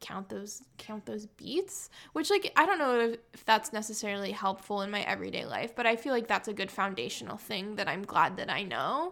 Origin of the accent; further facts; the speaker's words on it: San Diego, California, United States; now in Chicago, United States; I'm from San Diego